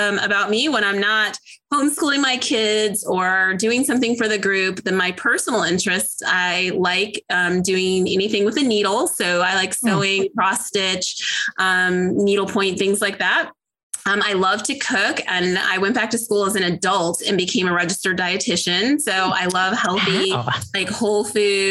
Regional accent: Illinois, United States; now in Atlanta, United States; I live outside of Atlanta, Georgia. I'm originally from Illinois

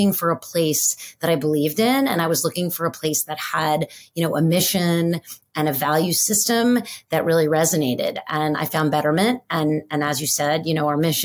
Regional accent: New York City, New York, United States; I grew up in New York City

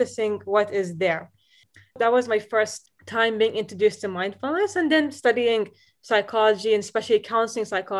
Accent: Dubai, United Arab Emirates; moved away as an adult; also born or lived in Boston; growing up in Dubai, so, you know, we're exposed to different kinds of media

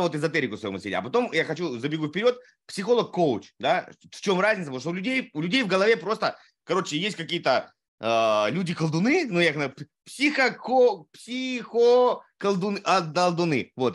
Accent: Saratov, Saratov Oblast, Russia; я из Саратова

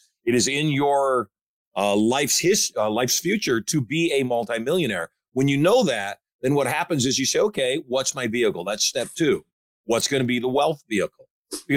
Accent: Michigan, United States; I grew up in Michigan. I know what the culture of Michigan is

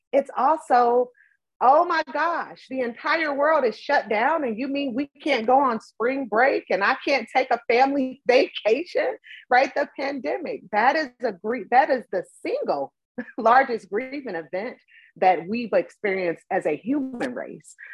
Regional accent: Cleveland, Ohio, United States; I grew up in Cleveland, Ohio, big city.

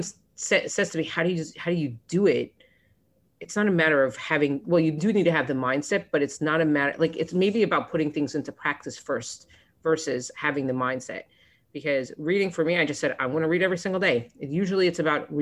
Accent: Florida, United States; now in New York, United States; I grew up in Florida, but I was in college. This was in Columbia University

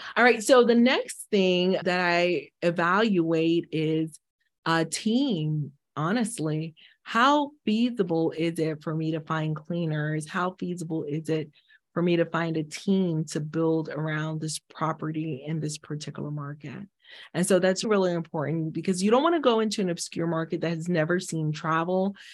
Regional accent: Haiti; moved away; I'm from the Caribbean, I'm from Haiti originally

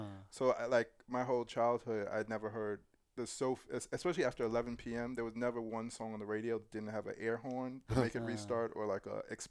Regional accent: New York, United States; moved away; I grew up in New York

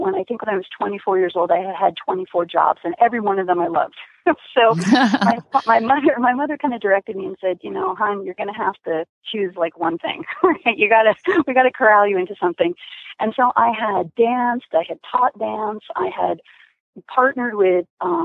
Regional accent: New Jersey, United States; I grew up kind of in rural America on the East Coast in New Jersey

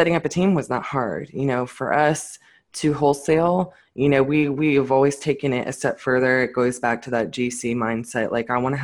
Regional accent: Fort Worth, Texas, United States; I'm definitely from Fort Worth.

